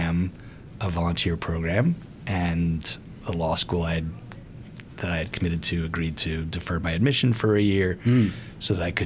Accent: New York, United States; I was from New York

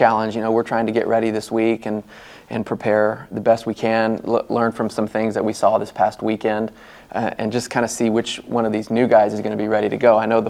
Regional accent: Amarillo, Texas, United States; moved away as an adult; also born or lived in Florida; now in Norman, United States; I grew up in Amarillo, Texas, Big 12, went to the University of Texas, so I kind of grew up in this area

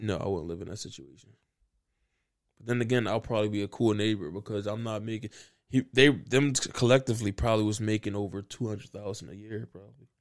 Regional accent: Philadelphia, Pennsylvania, United States; I'm feeling good as a Philadelphian

